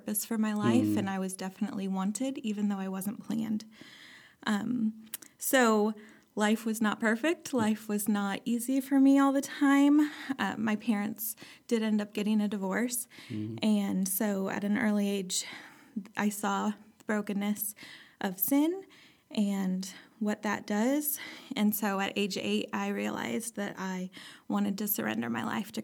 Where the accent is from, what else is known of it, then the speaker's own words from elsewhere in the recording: Clay Center, Nebraska, United States; moved away as an adult; also born or lived in Moberly, Missouri / Illinois; now in Lincoln, United States; I'm from Clay Center, Nebraska.